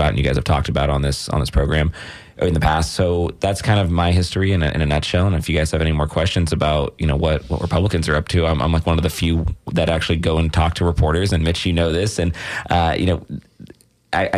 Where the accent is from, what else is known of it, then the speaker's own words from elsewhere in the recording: Palm Beach, Florida, United States; moved away as an adult; also born or lived in Miami, Florida; now in Tampa Bay, United States; I'm from Palm Beach originally. I moved to Tampa Bay when I was 18 to go to USF